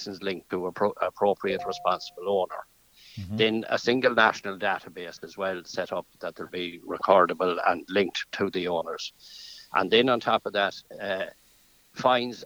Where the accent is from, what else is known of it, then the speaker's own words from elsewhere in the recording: County Leitrim, Connacht, Ireland; I'm from County Leitrim, a sheep farmer, sheep and suckler farmer in County Leitrim